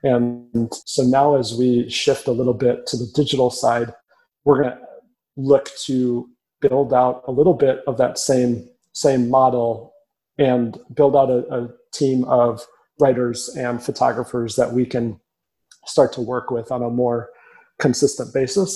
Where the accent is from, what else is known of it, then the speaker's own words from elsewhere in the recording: Minneapolis, Minnesota, United States; also born or lived in Lincoln, Nebraska / Chicago; now in Omaha, United States; I grew up in Minneapolis, a very prideful city in a very prideful state